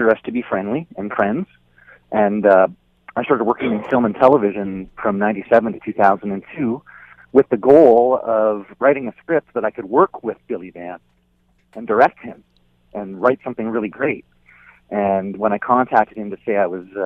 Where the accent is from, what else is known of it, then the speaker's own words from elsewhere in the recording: Niagara-on-the-Lake, Ontario, Canada; I grew up in Niagara on the Lake.